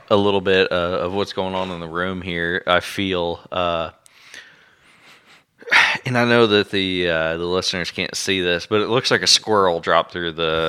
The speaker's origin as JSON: {"language": "English", "town": "Springfield", "region": "Missouri", "country": "United States", "said": "Listen, I'm from Springfield, Missouri."}